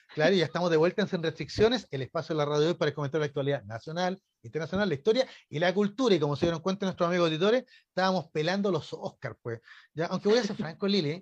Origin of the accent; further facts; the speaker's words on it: Chile; como chilenos